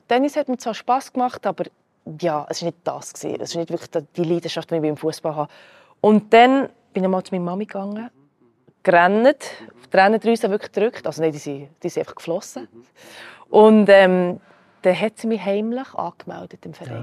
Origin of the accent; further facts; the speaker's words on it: Switzerland; first language Croatian; hier geboren, hier aufgewachsen